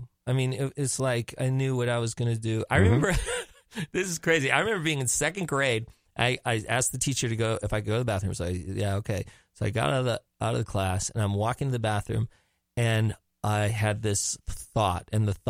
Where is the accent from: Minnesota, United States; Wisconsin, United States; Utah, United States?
Wisconsin, United States; Milwaukee; I was born in Milwaukee, Wisconsin.